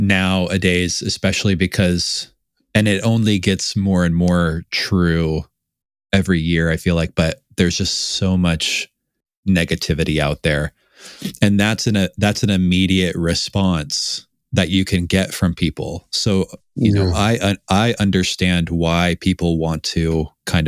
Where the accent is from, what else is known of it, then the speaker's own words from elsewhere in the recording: Tacoma, Washington, United States; I grew up in Seattle. Outside of Seattle, Tacoma